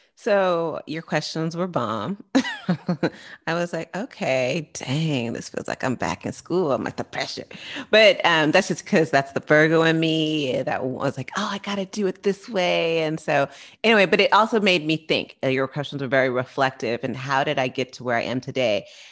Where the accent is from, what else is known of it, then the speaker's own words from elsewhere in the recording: San Francisco Bay Area, California, United States; I'm from the Bay Area